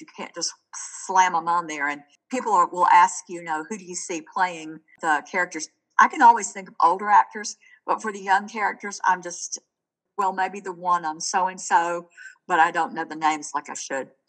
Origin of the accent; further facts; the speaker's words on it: Chattanooga, Tennessee, United States; I grew up in Chattanooga